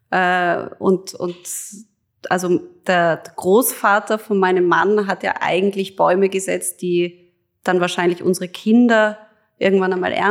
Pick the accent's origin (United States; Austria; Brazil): Austria; Hollabrunn, Lower Austria; und dann in Hollerbrunn eben bin ich mitten im Wald aufgewachsen also wir haben da in einem Haus gewohnt, das eben umgeben war von unserer Eigenjagd.